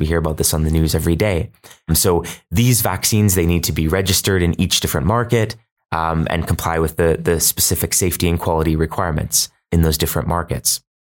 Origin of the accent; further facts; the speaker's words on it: Canada; I'm Canadian